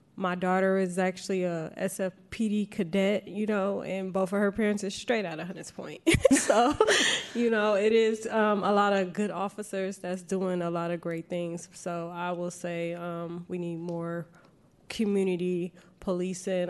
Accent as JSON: {"language": "English", "town": "San Francisco", "region": "California", "country": "United States", "tie": "born or raised there", "said": "born and raised in Bayview"}